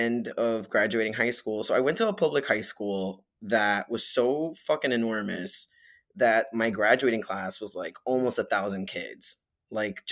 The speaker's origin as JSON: {"language": "English", "town": "Hialeah", "region": "Florida", "country": "United States", "tie": "born or raised there", "also_born_or_lived": "Kendall, Florida", "moved": "as an adult", "lives_now": "New York, United States", "said": "I was born in Miami and I was raised in like Hialeah and then a place called Kendall"}